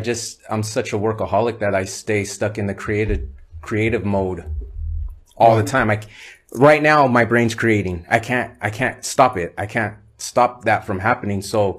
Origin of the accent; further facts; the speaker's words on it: Nipomo, California, United States; also born or lived in Santa Maria / Grover Beach; around 85, that's when we moved to Nipomo, and then I was born, pretty much raised in that area.